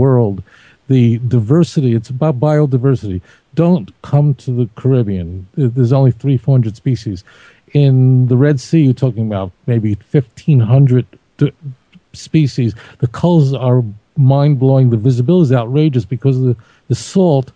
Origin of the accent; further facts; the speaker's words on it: New York City, New York, United States; My mother used to take me to Brighton Beach, Brooklyn